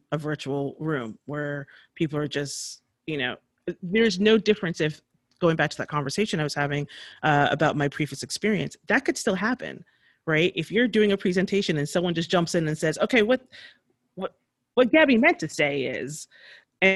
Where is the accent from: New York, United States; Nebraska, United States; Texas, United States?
New York, United States; moved away as an adult; now in Bay Area, United States; growing up in New York and going on the Metro North